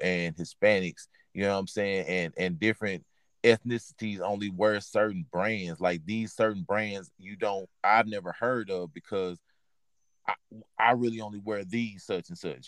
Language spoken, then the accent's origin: English; Texas, United States; I'm from from Texas.